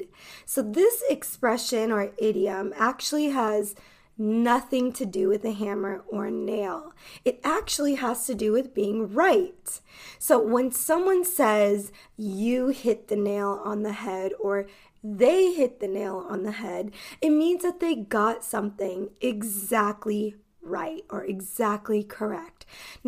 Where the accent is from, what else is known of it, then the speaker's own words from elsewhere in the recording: United States; I am an American English teacher